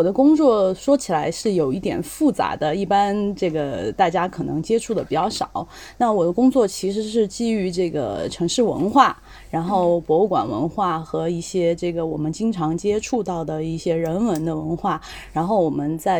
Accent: Chengdu, Sichuan, China; 成都人。

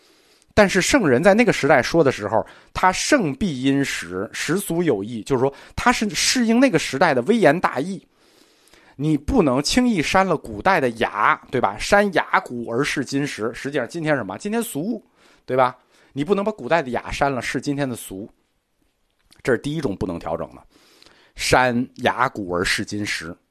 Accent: China; 我们中国人对语言美有要求

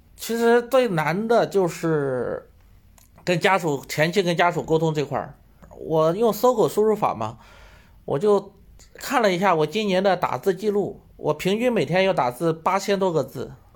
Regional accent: Shandong, China; moved away as an adult; also born or lived in Taizhou, Jiangsu; now in Sihanoukville, Cambodia; 我老家是山东的，我当时是在江苏太州上班

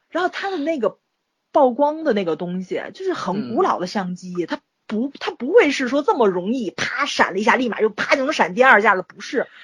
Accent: China; 作为一个中国人

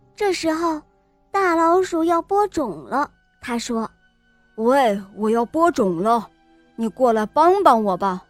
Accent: Germany; 我今年五岁了，我来自德国

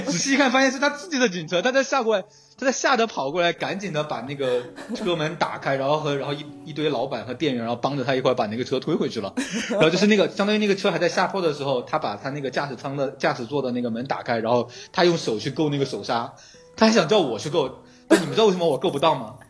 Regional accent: Chongqing, China; 我是一个重庆人，然后重庆的那个街呢，和前三藩不太一样，它是坡度的，它是有坡度的

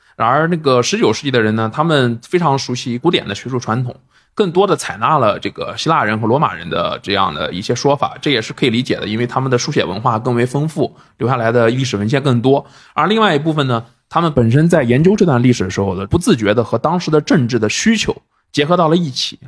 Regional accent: China; 我们作为一个中国人

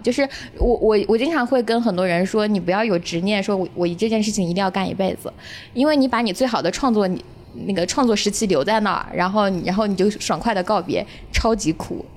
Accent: Hunan, China; moved away as an adult; now in Beijing, China; 我作为一个湖南人，我在来北京之前我是没有看过戏的

